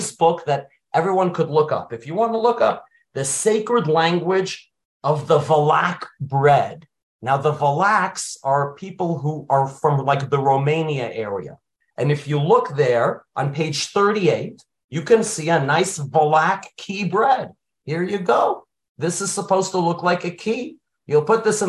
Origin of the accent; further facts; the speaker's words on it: New York City, New York, United States; I grew up in Brooklyn. I lived near Bar Park